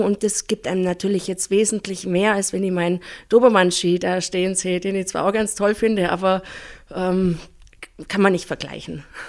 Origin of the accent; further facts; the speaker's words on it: Pfronten, Bavaria, Germany; Ich bin aufgewachsen in Fronten.